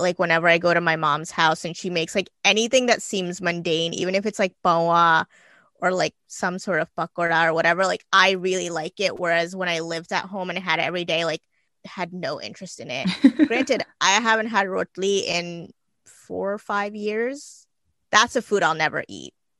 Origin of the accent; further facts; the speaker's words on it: Gujarat, India; now in New Jersey, United States; I'm Indian. I was born in Gujarat, India, but I live in New Jersey.